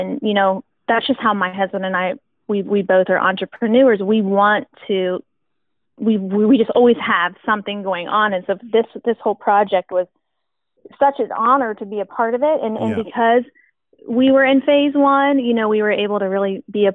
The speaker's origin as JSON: {"language": "English", "town": "West Chester", "region": "Ohio", "country": "United States", "tie": "born or raised there", "also_born_or_lived": "Oberlin Springs, Ohio", "said": "we were born and raised in Westchester, Ohio"}